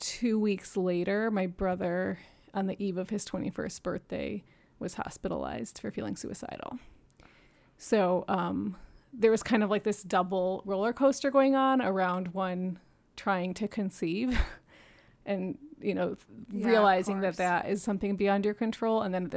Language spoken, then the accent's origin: English; New York City, New York, United States; also born or lived in Michigan, United States / Japan; I was born in Michigan, but left when I was 4 and did not grow up here and moved back in my 20s to go to grad school. I grew up in Japan in New York City, and I am the 3rd of 12 kids.